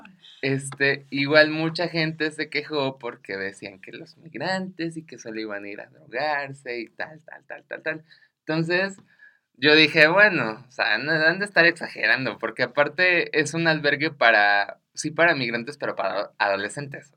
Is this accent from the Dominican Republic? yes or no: no; Mexico; a mí como ciudadano mexicano